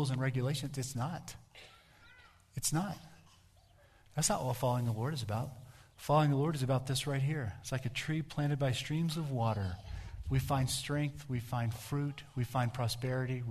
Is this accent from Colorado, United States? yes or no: yes; Colorado, United States; where are you from? I'd say, Colorado.